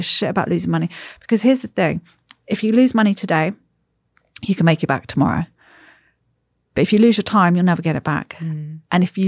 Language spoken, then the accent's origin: English; United States; born there; I was born in the States.